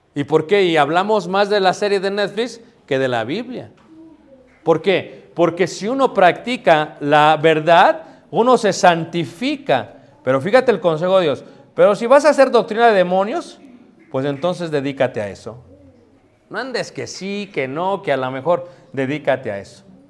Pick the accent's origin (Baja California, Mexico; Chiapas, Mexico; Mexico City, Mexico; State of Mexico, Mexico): Mexico City, Mexico; yo también ahí crecí, mano, ahí nací